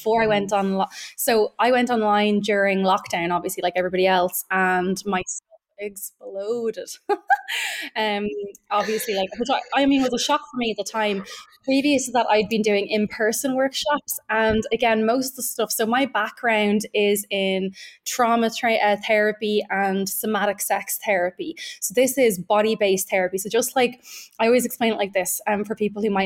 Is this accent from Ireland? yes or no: yes; Ireland; being Irish, we know what weight, right, our kind of Catholic guilt and our Catholic shame